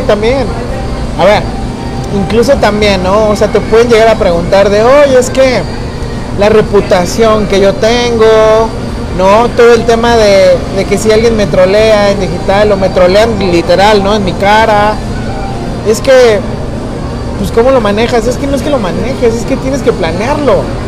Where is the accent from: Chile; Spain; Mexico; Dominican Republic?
Mexico; somos mexicanos